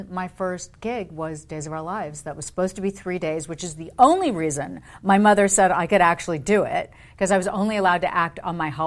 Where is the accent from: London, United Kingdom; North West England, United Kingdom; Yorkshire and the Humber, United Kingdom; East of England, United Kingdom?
London, United Kingdom; And then um, at BBC, when, why I grew up in London, he was head of specials for BBC Television.